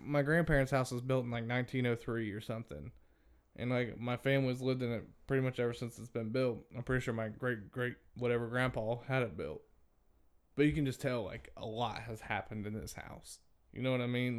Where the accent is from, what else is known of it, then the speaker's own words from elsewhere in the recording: Brownstown, Indiana, United States; also born or lived in Crothersville, Indiana; We moved from Crothersville to out in the country in Crothersville. We moved into my aunt and uncle's house that they built. So it wasn't real old. And then when we moved from there to Brownstown